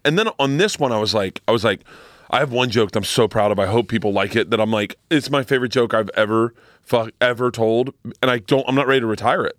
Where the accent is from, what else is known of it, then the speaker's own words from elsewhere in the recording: Florida, United States; I grew up in Florida